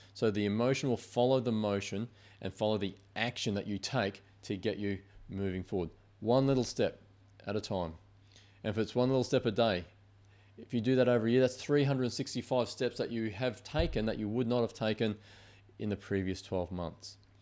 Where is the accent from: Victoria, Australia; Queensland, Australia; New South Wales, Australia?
Queensland, Australia; moved away; I'm from Queensland.